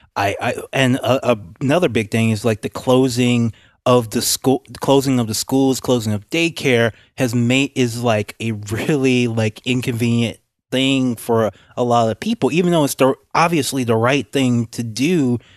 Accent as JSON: {"language": "English", "region": "Louisiana", "country": "United States", "said": "I'm from Louisiana"}